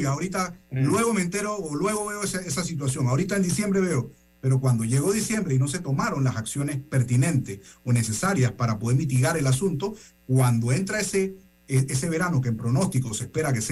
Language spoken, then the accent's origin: Spanish; Panama; Entonces nosotros a preocuparnos de Panamá con respecto a esto y qué vamos a hacer nosotros como panameños